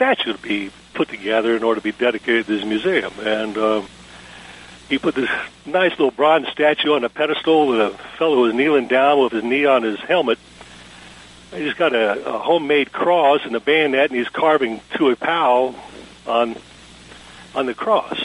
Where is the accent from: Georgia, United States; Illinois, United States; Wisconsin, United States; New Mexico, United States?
Georgia, United States; also born or lived in Chelsea, Michigan; my family moved here in 1954